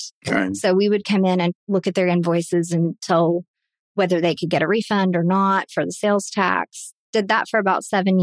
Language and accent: English; Dallas, Texas, United States; also born or lived in El Paso, Texas; when I was young, 5 or 6 years old, we moved to the Dallas area. Been around here ever since